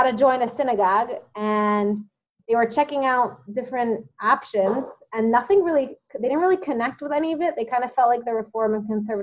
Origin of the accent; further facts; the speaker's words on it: New Jersey, United States; moved away as an adult; also born or lived in Tucson, Arizona; now in Israel; I grew up mostly in New Jersey